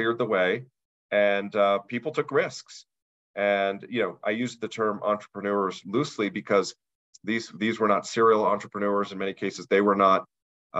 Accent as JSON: {"language": "English", "town": "Denver", "region": "Colorado", "country": "United States", "said": "I'm actually from the Denver area"}